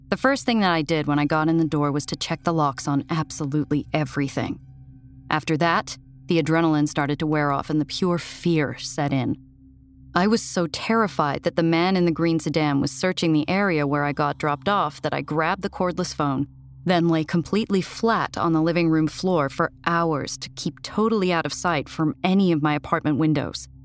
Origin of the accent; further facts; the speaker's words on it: New York, United States; I'd never lived anywhere except my home state of New York